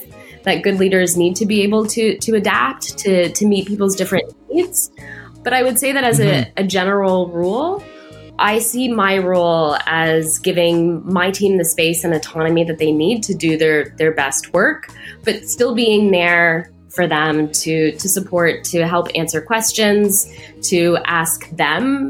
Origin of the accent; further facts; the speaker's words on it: Toronto, Ontario, Canada; also born or lived in United Kingdom / United States; I'm from Toronto, born and raised with some stints working abroad in the UK and the US.